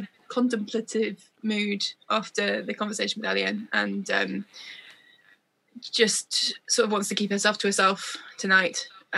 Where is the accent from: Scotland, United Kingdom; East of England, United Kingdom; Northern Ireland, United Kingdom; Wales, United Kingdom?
Wales, United Kingdom; I'm Welsh, I mean, it doesn't matter.